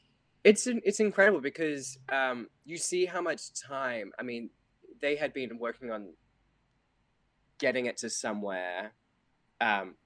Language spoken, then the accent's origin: English; Australia; moved away; being Australian